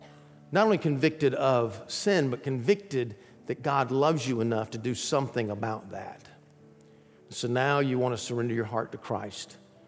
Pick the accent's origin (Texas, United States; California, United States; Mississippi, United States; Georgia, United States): Georgia, United States; Athens; I grew up in Athens, Georgia, and right down the road from that is Atlanta, a place called Stone Mountain.